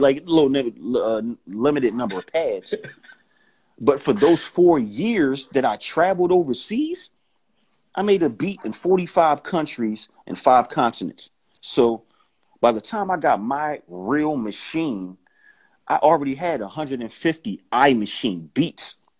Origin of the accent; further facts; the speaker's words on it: Philadelphia, Pennsylvania, United States; I'm from Philly, home of the aggressive ass individual